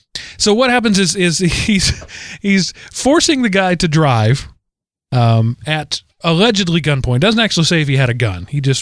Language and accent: English; Florida, United States; That's right. I'm from Florida. I've seen worse.